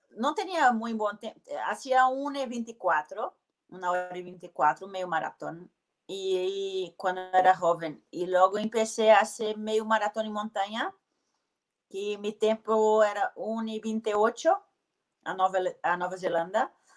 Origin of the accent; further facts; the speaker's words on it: Belo Horizonte, Minas Gerais, Brazil; Spanish is a second language; moved away; also born or lived in New Zealand / Spain; Soy de Belo Horizonte